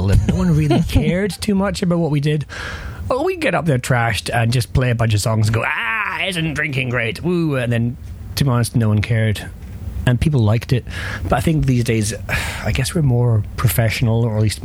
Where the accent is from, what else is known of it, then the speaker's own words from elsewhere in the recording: Perth, Scotland, United Kingdom; my hometown, Perth.